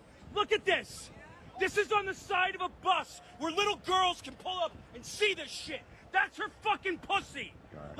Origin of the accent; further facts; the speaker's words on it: Philadelphia, Pennsylvania, United States; I'm from Philly.